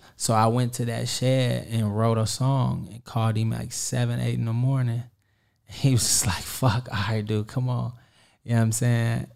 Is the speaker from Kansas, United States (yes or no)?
yes; Kansas City, Kansas, United States; I'm from Kansas City, Kansas